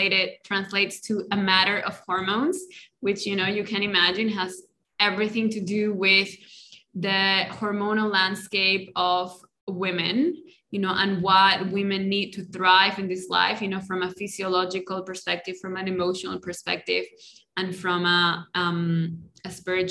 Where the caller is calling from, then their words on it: Colombia; first language Spanish; English is a second language; I'm in Colombia. I didn't say that at the beginning, but I'm in Colombia and my native language is Spanish, in case you didn't notice, with my accent.